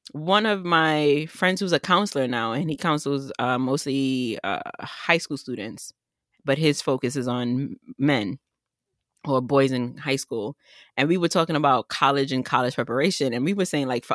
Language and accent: English; New York, United States; as a New Yorker